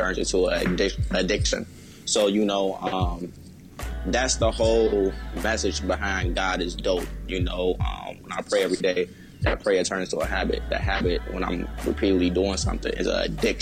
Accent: Chicago, Illinois, United States; moved away as an adult; now in Atlanta, United States; I was coming from Chicago, where a lot of the youth do not support the youth at all

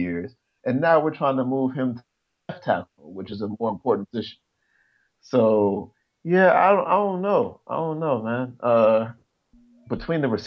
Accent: North Carolina, United States; now in Washington, D.C., United States; I'm from North Carolina

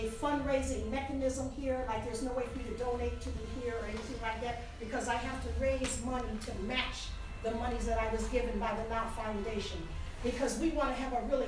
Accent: Highland Park, Michigan, United States; also born or lived in Detroit, Michigan; my dad bought my mom a house in Highland Park, Michigan, and that's where I was raised after I was a toddler

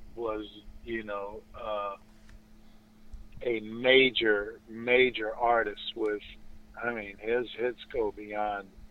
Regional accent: Los Angeles, California, United States; moved away as an adult; now in Inland Empire, United States; I'm from Los Angeles, born and raised here

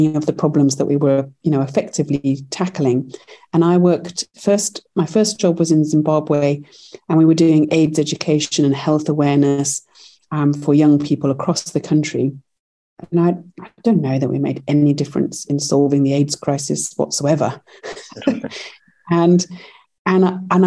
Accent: United Kingdom; moved away as an adult; now in United States; Our first company we launched in the UK, actually, as I'm British

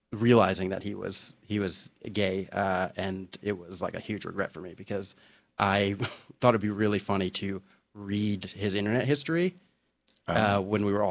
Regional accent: South Orange, New Jersey, United States; I grew up in South Orange, New Jersey

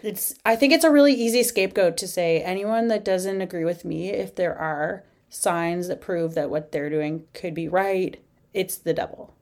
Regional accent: Eastern Canada, Canada; moved away as an adult; also born or lived in United Kingdom; I grew up in Eastern Canada

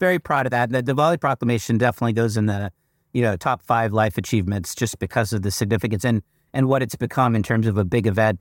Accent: United States; I'm not an Indian, I'm an American

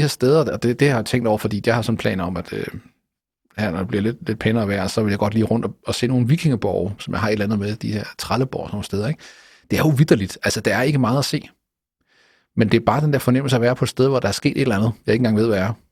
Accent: Jutland, Denmark; now in Copenhagen, Denmark; for mig som jyde, der bor i København

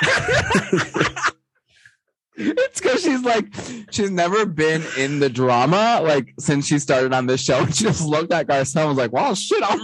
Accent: New York City, New York, United States; I'm a New Yorker

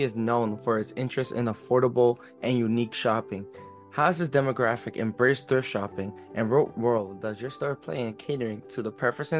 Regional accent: Elizabeth, New Jersey, United States; me growing up in Elizabeth, I really didn't have that much money to get nice suits

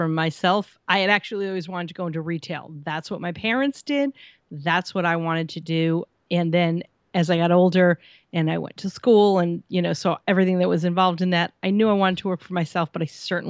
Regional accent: Queens, New York, United States; born there; I was born in Queens.

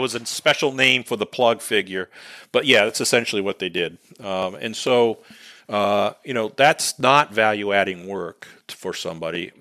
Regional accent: New England, United States; accent: New England; my New England accent

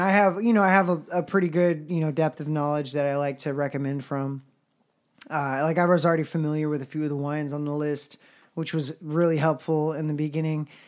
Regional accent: Houston, Texas, United States; moved away as an adult; we're both from Houston, and we did region band together

